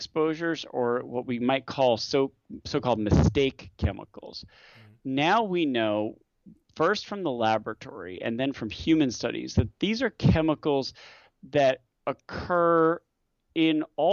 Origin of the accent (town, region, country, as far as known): United States